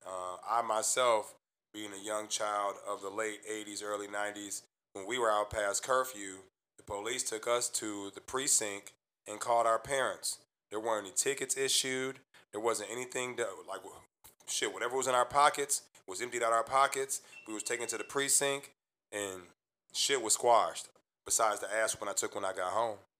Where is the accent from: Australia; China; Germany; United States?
United States; Midwest; Me being from the Midwest